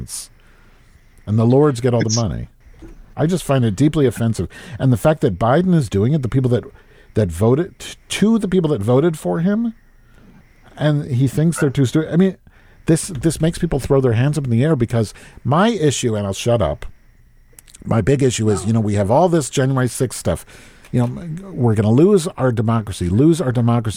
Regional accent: United States; we grew up in America

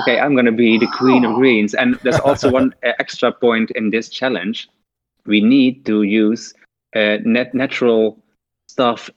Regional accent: Limburg, Netherlands; I'm born and raised in Limburg

